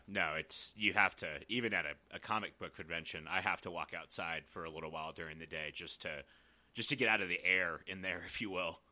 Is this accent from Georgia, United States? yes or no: yes; Georgia, United States; now in Colorado Springs, United States; we're kinda local here to Colorado Springs, but I'm from Georgia originally